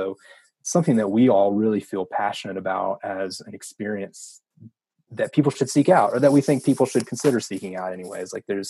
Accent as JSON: {"language": "English", "region": "the South", "country": "United States", "tie": "born or raised there", "said": "You know, I grew up in the South. You know, there's a lot of cultural norms in the South, and, you know, ideas around, you know, religion and race and you know, sexuality, everything, the whole spectrum."}